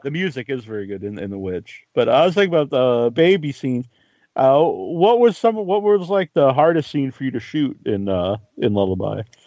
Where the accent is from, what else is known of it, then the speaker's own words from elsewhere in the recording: Cape Cod, Massachusetts, United States; we're both from Cape Cod in Massachusetts